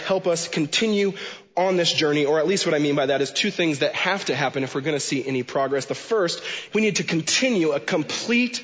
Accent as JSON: {"language": "English", "region": "Washington", "country": "United States", "tie": "born or raised there"}